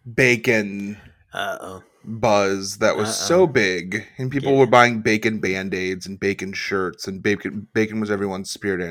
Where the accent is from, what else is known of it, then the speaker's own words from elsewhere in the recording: Chincoteague, Virginia, United States; moved away; my hometown currently of Shinkatig Island, Virginia.